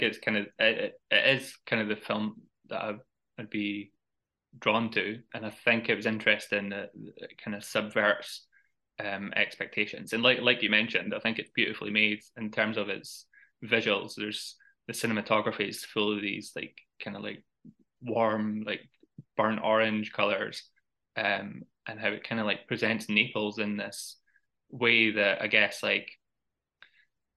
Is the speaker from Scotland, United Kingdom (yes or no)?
yes; Edinburgh, Scotland, United Kingdom; a film set in my hometown